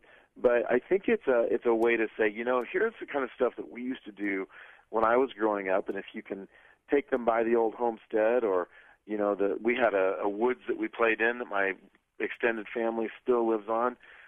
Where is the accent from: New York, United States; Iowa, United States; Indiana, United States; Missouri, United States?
Iowa, United States; now in Colorado Springs, United States; So I grew up in Iowa, as I mentioned. I live in Colorado Springs now.